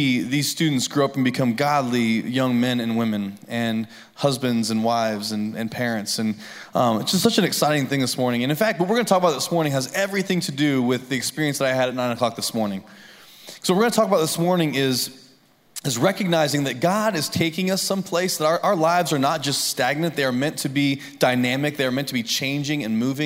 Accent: Lafayette, Indiana, United States; moved away as an adult; now in Columbia, United States; living in Lafayette, Indiana. It's a totally different ballgame. In fact, when I grew up, the only things I ever saw was like flat ground, cornfields

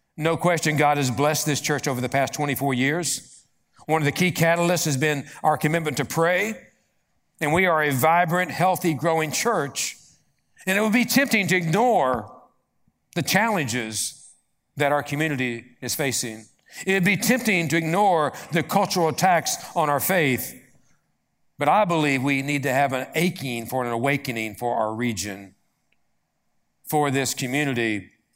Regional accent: Appalachia, United States; I'm from Appalachia

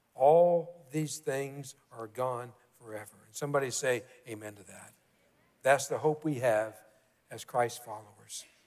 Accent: Kentucky, United States; growing up in Kentucky, we all, most all of us, play basketball.

